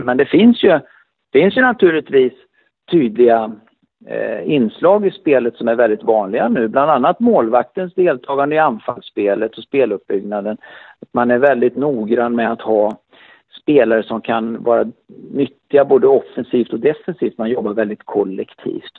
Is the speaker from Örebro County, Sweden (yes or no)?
yes; Örebro, Örebro County, Sweden; Jag kom ju direkt från Örebro sportklubb